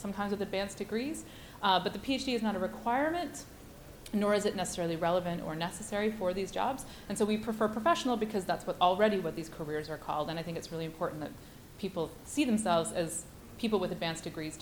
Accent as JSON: {"language": "English", "country": "Canada", "also_born_or_lived": "Chapel Hill, North Carolina", "said": "I am Canadian, but I went to UNC Chapel Hill."}